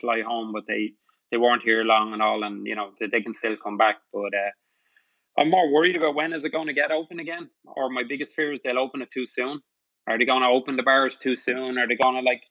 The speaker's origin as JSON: {"language": "English", "country": "Ireland", "moved": "yes", "lives_now": "New York City, United States", "said": "us as Irish"}